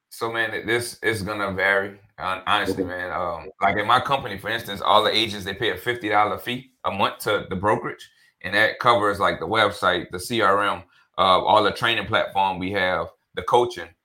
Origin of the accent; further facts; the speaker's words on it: New Orleans, Louisiana, United States; also born or lived in Denton, Texas; born and raised in New Orleans.